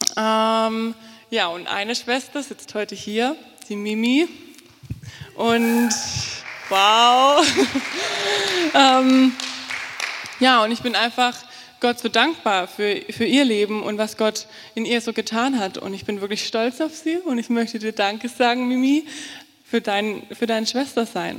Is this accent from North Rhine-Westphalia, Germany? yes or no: no; Altensteig, Baden-Württemberg, Germany; moved away as an adult; now in Fulda, Germany; Ich komme aus dem Schwarzwald, aus dem tiefen, schönen Schwarzwald, ähm, Schwabenland, Altensteig. Das Dorf, aus dem ich komme, heißt Spielberg. Ähm, und ich bin in einer neunköpfigen Familie groß geworden.